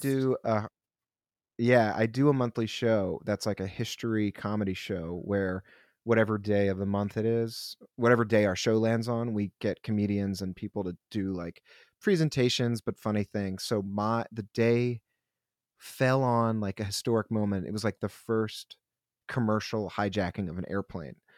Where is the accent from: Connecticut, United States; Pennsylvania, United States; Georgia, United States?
Pennsylvania, United States; Philadelphia; now in New York, United States; I'm from Philly